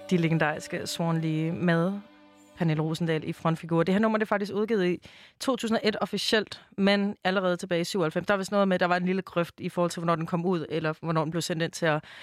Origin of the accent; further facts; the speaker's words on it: Denmark; så det synes jeg selvfølgelig som dansker at man blev snydt for.